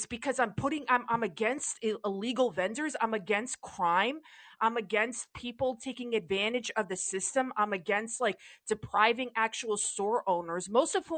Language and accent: English; New York City, New York, United States; I'm born and raised in the Bronx